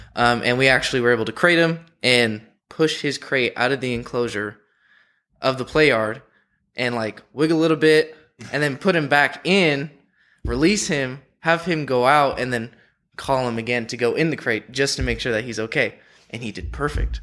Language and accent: English; San Diego, California, United States; moved away; I'm from San Diego